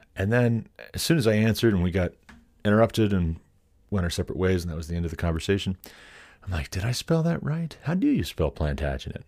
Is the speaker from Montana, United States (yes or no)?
yes; Montana, United States; now in Colorado, United States; being from Montana